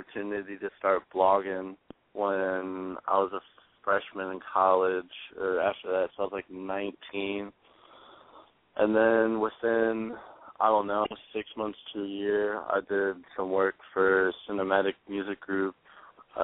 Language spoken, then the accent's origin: English; Indiana, United States; I'm from Indiana